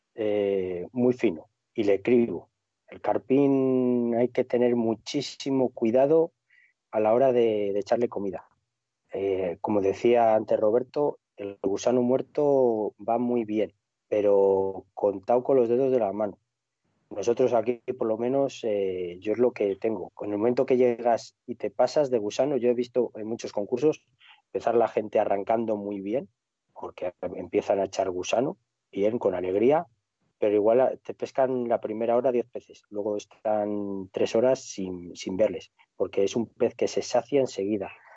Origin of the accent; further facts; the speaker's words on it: Cantabria, Spain; moved away; a mi tierra, a Cantabria